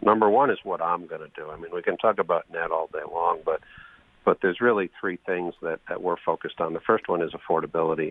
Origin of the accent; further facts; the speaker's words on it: New Haven, Connecticut, United States; I grew up on Dixwell Avenue in New Haven